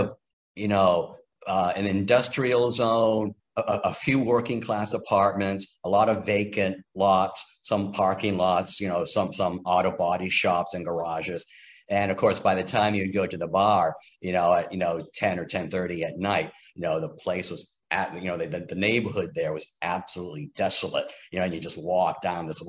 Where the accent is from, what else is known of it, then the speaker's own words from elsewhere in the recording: Kennebunk, Maine, United States; moved away as an adult; also born or lived in Lewiston, Maine / Washington, District of Columbia, United States; I grew up in Kennebunk, Maine, which is in the southern tip of the state along the coast.